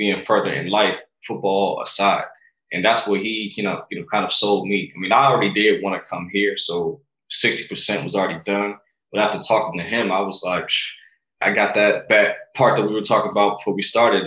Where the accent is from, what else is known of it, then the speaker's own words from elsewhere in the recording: Maryland, United States; moved away as an adult; also born or lived in Washington, D.C. / West Virginia / California / Arizona; Born and raised in Maryland